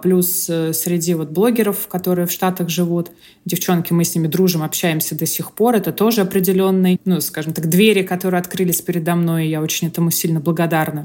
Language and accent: Russian; Moscow, Russia; moved away as an adult; now in Florida, United States; я и сама из Москвы